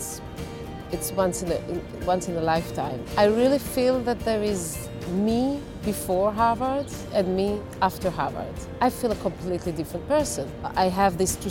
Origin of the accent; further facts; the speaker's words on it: Israel; I'm from Israel